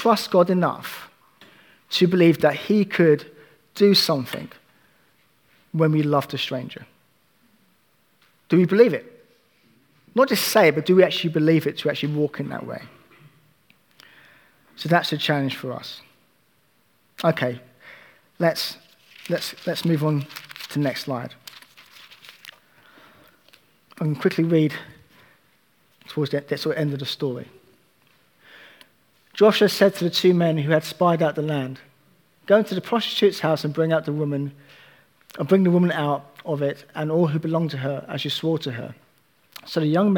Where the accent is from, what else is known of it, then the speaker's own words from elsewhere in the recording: United Kingdom; As British people